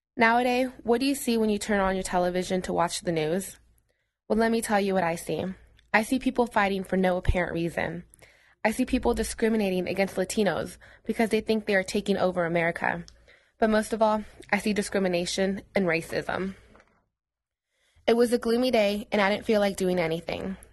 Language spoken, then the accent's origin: English; United States; I'm Mexican and I'm proud of it, but I was born here in the United States